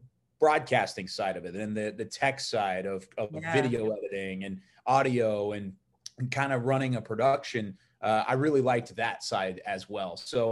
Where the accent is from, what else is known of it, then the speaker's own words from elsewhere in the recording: Waco, Texas, United States; when I was growing up in Waco